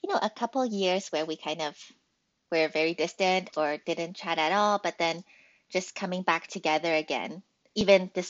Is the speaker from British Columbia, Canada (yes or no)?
yes; Vancouver, British Columbia, Canada; moved away as an adult; also born or lived in Australia; now in Seattle, United States; I was born in Australia and actually came to Canada when I was almost 3 years old. So I've spent pretty much my whole life in Canada.